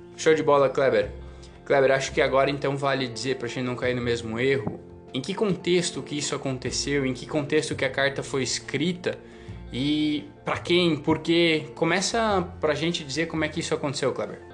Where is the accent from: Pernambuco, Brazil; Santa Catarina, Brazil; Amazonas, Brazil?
Santa Catarina, Brazil; also born or lived in Paraná; now in São Paulo, Brazil; eu sou natural do Paraná, criado em Santa Catarina e estou vivendo agora lá em São Paulo.